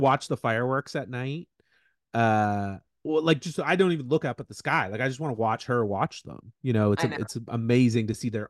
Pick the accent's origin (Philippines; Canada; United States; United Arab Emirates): Canada; Brockville, Ontario; also born or lived in Ottawa / Western Canada; I live in Brockville, Ontario.